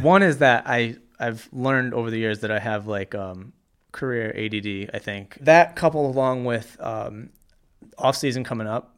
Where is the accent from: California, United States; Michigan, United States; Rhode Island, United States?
Rhode Island, United States; Cranston; I grew up in Cranston